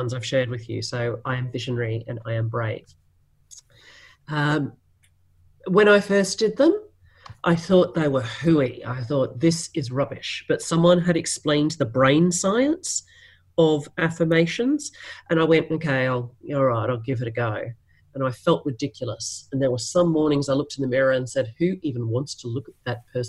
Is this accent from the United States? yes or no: no; Australia; Being Australian, we are famous for a very self-deprecating sense of humour